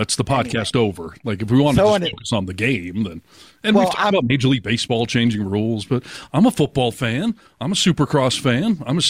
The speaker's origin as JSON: {"language": "English", "region": "Michigan", "country": "United States", "tie": "born or raised there", "moved": "yes", "said": "when I grew up in Michigan"}